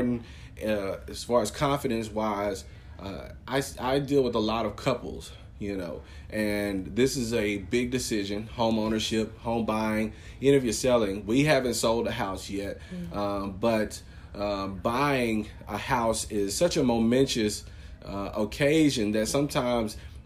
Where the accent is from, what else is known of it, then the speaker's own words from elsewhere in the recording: Longview, Texas, United States; also born or lived in Lufkin; I'm just from Longview